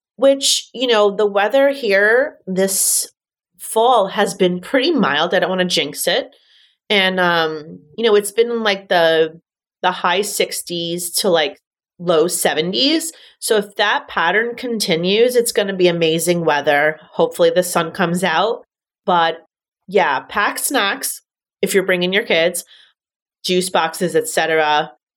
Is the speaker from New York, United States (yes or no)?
yes; New York City, New York, United States; growing up in Manhattan